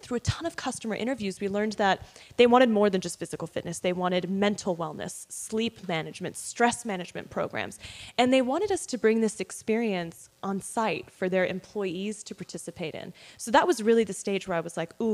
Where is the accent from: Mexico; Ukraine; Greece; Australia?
Australia; moved away as an adult; also born or lived in London; now in United States; I was born in London, raised in Australia